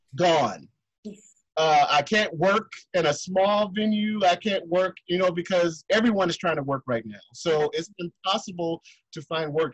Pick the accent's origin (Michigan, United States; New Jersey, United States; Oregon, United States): Michigan, United States; Detroit; also born or lived in New York City; now in Germany; I am from Detroit, Michigan, which is Motown and music, uh, because I moved from there and lived in New York